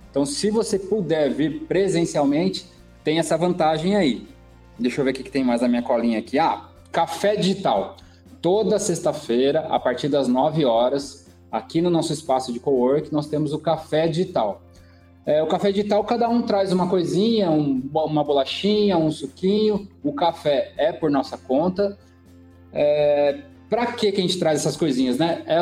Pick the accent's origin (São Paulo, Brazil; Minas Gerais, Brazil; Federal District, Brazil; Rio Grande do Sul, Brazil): São Paulo, Brazil; also born or lived in São Bernardo do Campo; Não, nasci em São Paulo. Nasceu em São Paulo, capital. São Paulo, capital, isso.